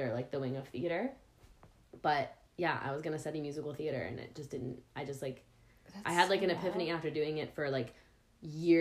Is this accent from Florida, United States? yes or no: yes; outside Miami, South Florida, United States; moved away as an adult; also born or lived in New York City; I was born in South Florida, like right outside of Miami, and I lived there until I was 18, and then I actually went to college in New York City